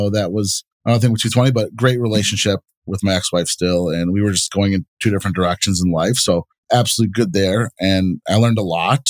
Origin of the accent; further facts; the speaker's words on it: Bloomfield Hills, Michigan, United States; I grew up in Bloomfield Hills, where it's a wealthier city here in Michigan